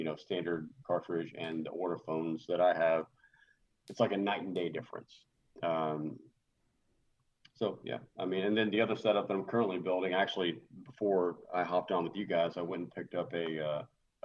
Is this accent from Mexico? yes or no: no; Texas, United States; I'm Texan